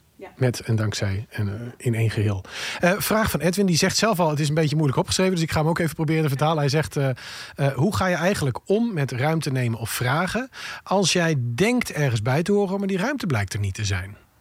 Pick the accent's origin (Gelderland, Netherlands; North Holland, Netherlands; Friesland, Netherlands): Friesland, Netherlands; ik kom uit Friesland